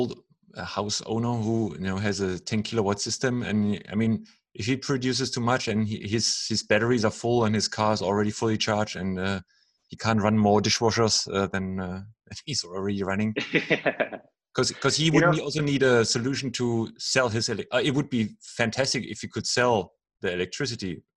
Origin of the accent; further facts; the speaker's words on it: Germany; I'm from Germany